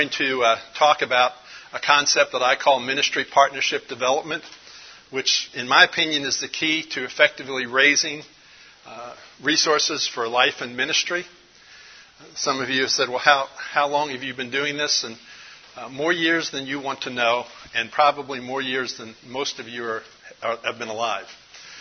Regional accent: Dallas, Texas, United States; I'm from Dallas, Texas. Actually, I live north of Dallas on a small little piece of property

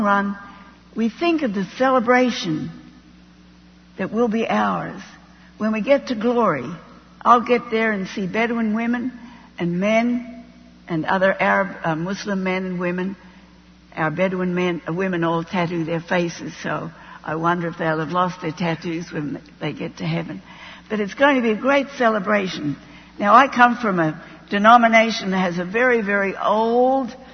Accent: Australia; moved away as an adult; also born or lived in Middle East / Jordan; I'm an Australian.

